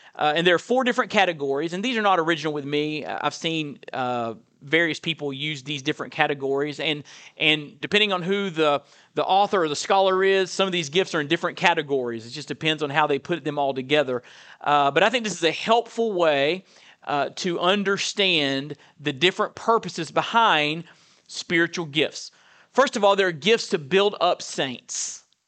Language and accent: English; Perry, Florida, United States; I was raised in Perry, Florida, Burton Baptist Church